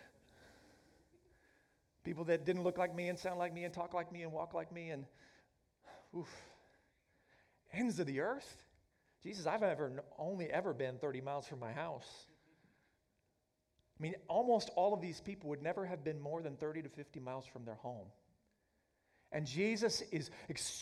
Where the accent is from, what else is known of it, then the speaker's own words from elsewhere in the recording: Oklahoma, United States; moved away as an adult; I grew up in Oklahoma